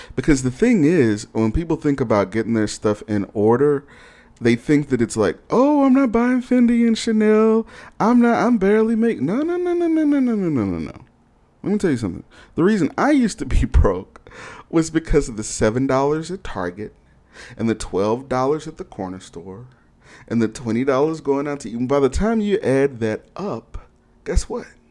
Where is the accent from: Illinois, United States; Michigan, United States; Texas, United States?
Texas, United States; Houston; also born or lived in Austin / Dallas / Seattle; now in Detroit, United States; I'm from Houston and I've also lived in, in Austin, Dallas, and Seattle